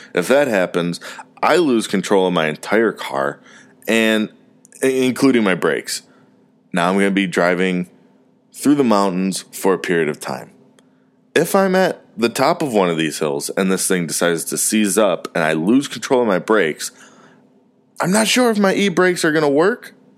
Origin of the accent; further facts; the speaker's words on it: Parma, Ohio, United States; now in Mooresville, United States; I was from Cleveland, from Parma